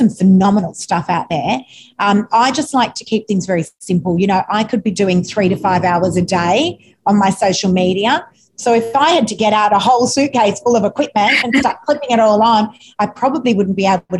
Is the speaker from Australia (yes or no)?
yes; Sydney, New South Wales, Australia; I'm actually not from the Northern Beaches. I'm an eastern suburbs girl